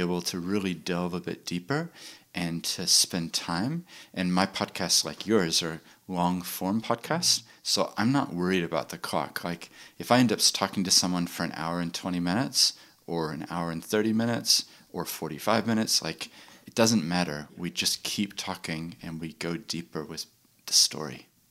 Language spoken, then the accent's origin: English; Christchurch, Canterbury, New Zealand; also born or lived in Chile / United States / London; despite the accent, I actually grew up in New Zealand. I went to high school here in Christchurch